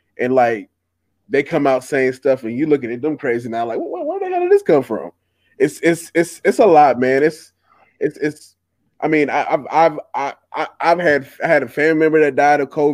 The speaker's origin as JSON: {"language": "English", "town": "Charleston", "region": "South Carolina", "country": "United States", "said": "I'm from Charleston. We know we crazy."}